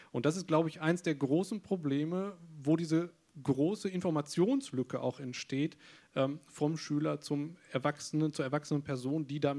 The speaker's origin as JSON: {"language": "German", "region": "North Rhine-Westphalia", "country": "Germany", "said": "Gut, jetzt komme ich aus Nordrhein-Westfalen"}